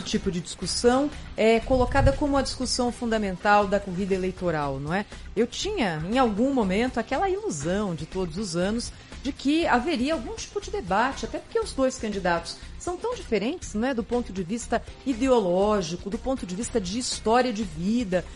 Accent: Brazil

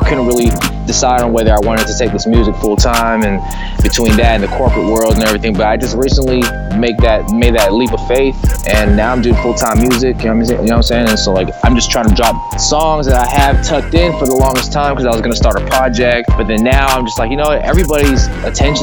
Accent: San Jose, California, United States; also born or lived in Newark, California / Hayward, California; I'm originally from San Jose

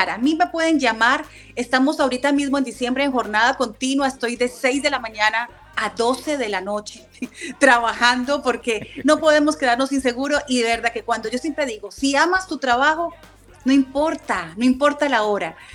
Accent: Manizales, Caldas, Colombia; nosotros somos de Manizales, mi familia es de ah. Manizales.

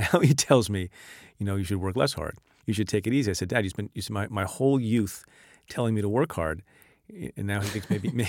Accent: India; born there; moved away; my father emigrated from India. I was born in India.

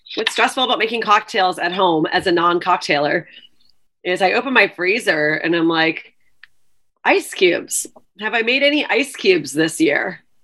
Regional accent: Canada; now in New York, United States; I am Canadian

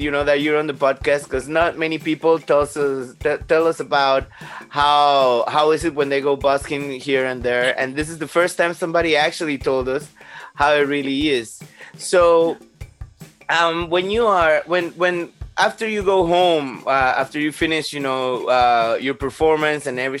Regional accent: Panama; now in Germany; I live in Germany. I was born in Panama

